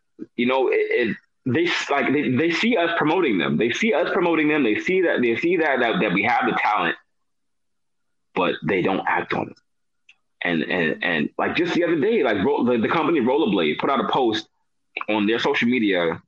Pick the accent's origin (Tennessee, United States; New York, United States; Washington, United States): New York, United States; New York City; I'm from New York City